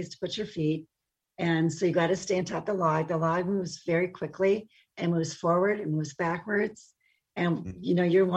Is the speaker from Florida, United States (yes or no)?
no; Hayward, Wisconsin, United States; I grew up in Hayward, Wisconsin